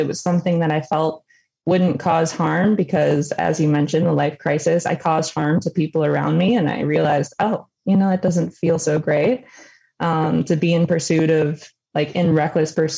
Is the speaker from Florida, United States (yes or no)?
no; Detroit, Michigan, United States; also born or lived in Macomb, Michigan; I grew up in Detroit with my mom